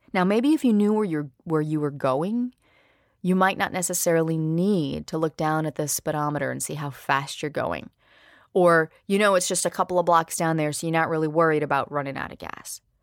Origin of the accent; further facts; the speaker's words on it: Louisiana, United States; also born or lived in New Orleans; I grew up in a small town about an hour north of the city